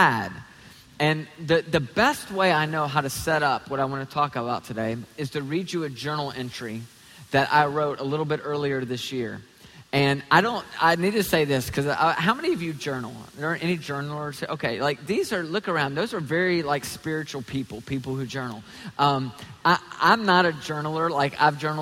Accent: Tennessee, United States; also born or lived in Toledo, Ohio (family); I'm from Tennessee.

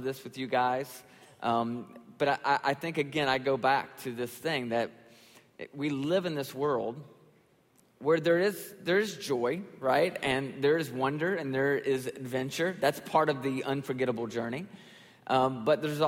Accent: Nashville, Tennessee, United States; I'm actually from Nashville and grew up in Nashville and pastor a church there in Nashville.

